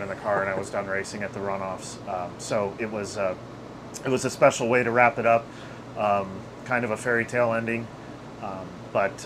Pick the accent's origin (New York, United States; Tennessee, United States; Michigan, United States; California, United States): Michigan, United States; moved away; where I grew up in Michigan, they had a quarter midget track right there at Waterford Hills, which was our local track where I grew up